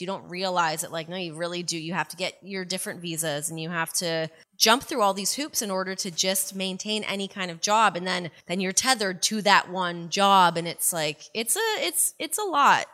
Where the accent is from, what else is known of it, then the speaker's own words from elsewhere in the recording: Canada; growing up in Canada